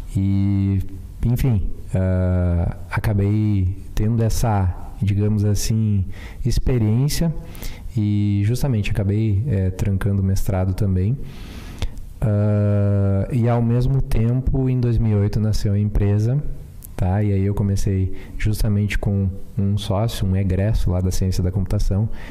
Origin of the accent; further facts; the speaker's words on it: Sertão, Rio Grande do Sul, Brazil; Sou do interior de Sertão